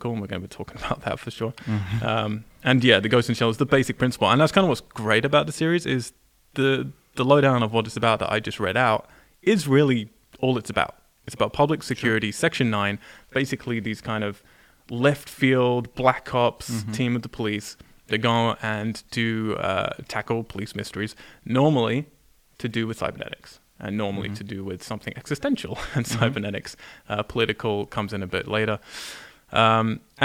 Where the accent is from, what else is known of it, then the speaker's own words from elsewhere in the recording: England, United Kingdom; growing up in England